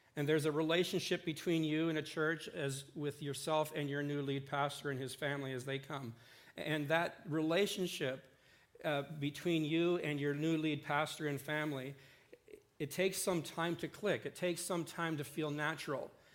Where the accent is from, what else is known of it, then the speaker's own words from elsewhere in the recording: Port Rowan, Ontario, Canada; moved away as an adult; now in Saskatchewan, Canada; I grew up farming in Port Rowan with Jake, my dad.